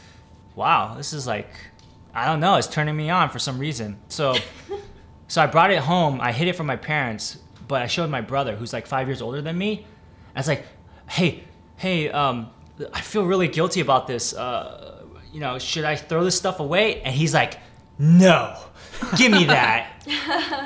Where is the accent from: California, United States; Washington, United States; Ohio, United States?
California, United States; Milpitas; I'm in my hometown, and I'm in Milpitas